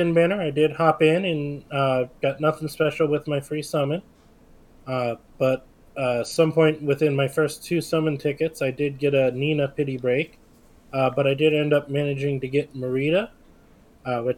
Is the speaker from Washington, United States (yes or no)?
no; Maryland, United States; now in Florida, United States; I grew up in Maryland.